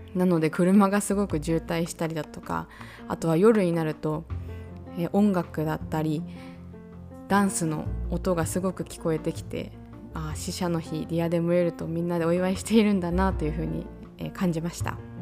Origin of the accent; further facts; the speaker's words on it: Japan; now in Mexico; 自分の母国